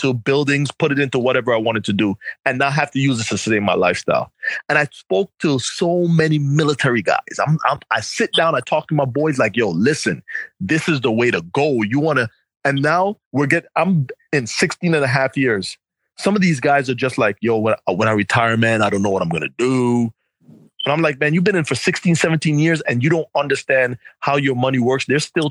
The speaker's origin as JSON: {"language": "English", "region": "New York", "country": "United States", "said": "you know, I'm coming from New York."}